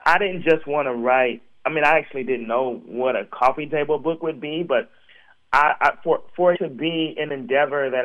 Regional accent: Portland, Oregon, United States; I grew up in Portland, Oregon, which is a basketball-rich city.

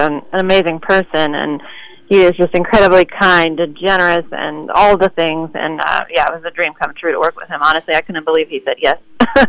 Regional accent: New York, United States; I was born and raised in New York

